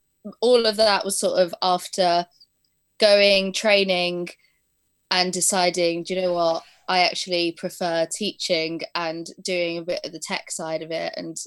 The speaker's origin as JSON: {"language": "English", "country": "Spain", "tie": "born or raised there", "also_born_or_lived": "Blackpool", "said": "I was born in Blackpool, but my parents wanted to move to Spain when I was 2 years old. So we moved over."}